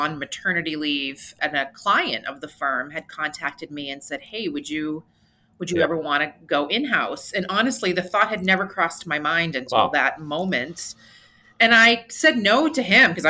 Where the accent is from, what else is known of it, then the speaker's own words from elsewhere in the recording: New Hampshire, United States; my home state of New Hampshire